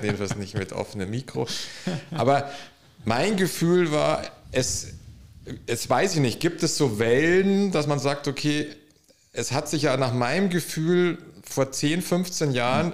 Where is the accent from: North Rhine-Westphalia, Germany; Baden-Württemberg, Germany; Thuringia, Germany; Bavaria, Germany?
Bavaria, Germany; Munich; ich bin im Münchner Westen aufgewachsen